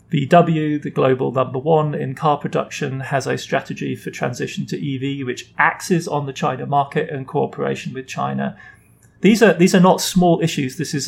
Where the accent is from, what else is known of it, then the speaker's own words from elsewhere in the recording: Germany; I mean, I grew up in West Germany. I grew up in the period of Ostpolitik, of transformation through engagement.